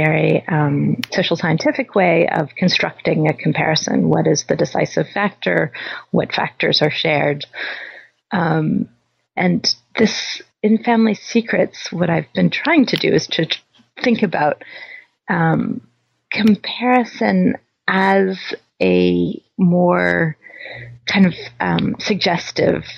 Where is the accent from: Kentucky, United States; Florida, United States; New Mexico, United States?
Kentucky, United States; Louisville; moved away; also born or lived in Berkeley; I was born in Louisville, Kentucky